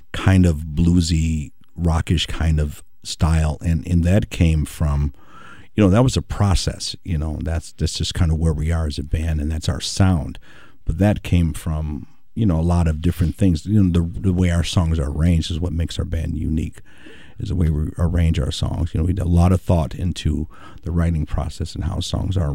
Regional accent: Milwaukee, Wisconsin, United States; growing up in Milwaukee

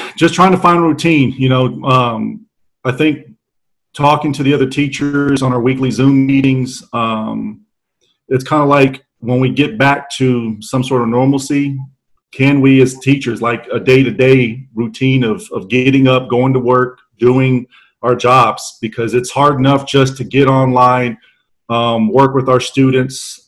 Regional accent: San Antonio, Texas, United States; born and raised right here in San Antonio.

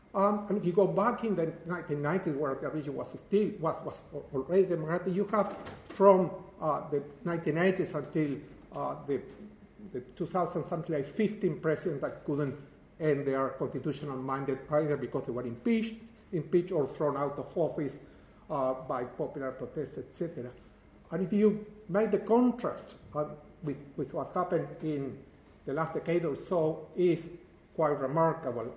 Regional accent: Uruguay; moved away; I am from Uruguay

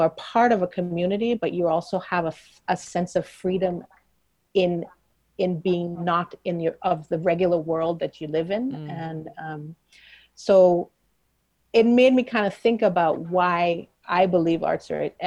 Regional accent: Trinidad & Tobago; moved away; I grew up in Trinidad. That's where how I define myself is a big part of how I define myself, being Trinidadian.

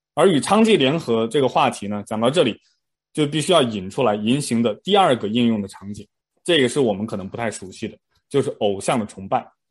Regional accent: China; moved away; 我们可能小时候在上国内的那种思想品德课一样

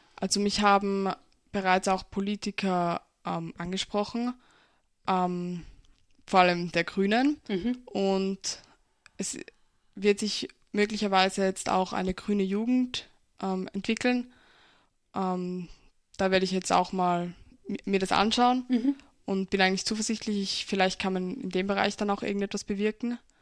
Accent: Pinkafeld, Burgenland, Austria; In Pinkerfeld wird, also wo ich herkomme

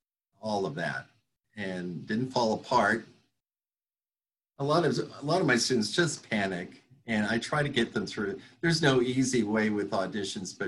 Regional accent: Reno, Nevada, United States; also born or lived in South San Francisco, California; I was in junior high and high school in Reno. I came from California. I was born in South San Francisco.

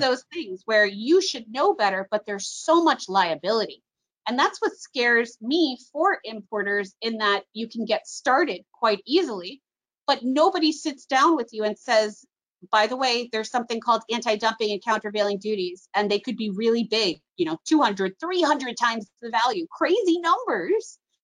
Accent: Miami Beach, Florida, United States; I grew up on South Beach where my balcony overlooked the port

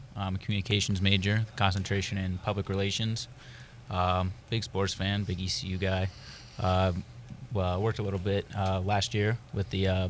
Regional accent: Charlotte, North Carolina, United States

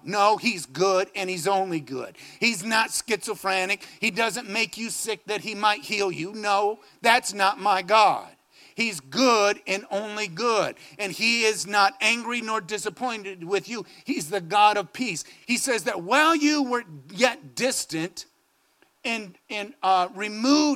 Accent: Phoenix, Arizona, United States; I come from Phoenix, Arizona. Maybe rains 5 days a year

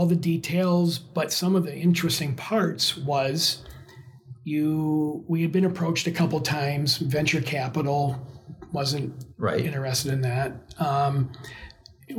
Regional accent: Michigan, United States

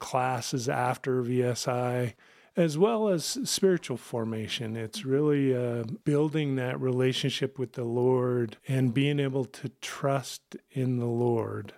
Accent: Kansas, United States; moved away as an adult; now in Rapid City, South Dakota, United States; I was originally from Kansas, joined the military, uh, right out of college

